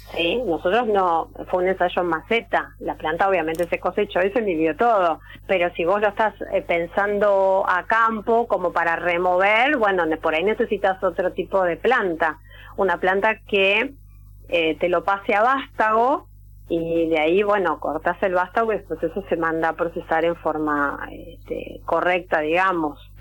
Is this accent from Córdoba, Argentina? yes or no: no; Lanús, Buenos Aires Province, Argentina; also born or lived in Salado basin; yo soy de, de Lanús